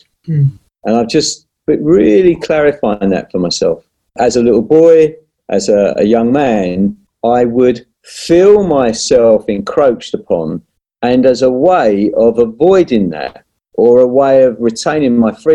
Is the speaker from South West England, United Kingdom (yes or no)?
no; London, United Kingdom; I was born and raised in South London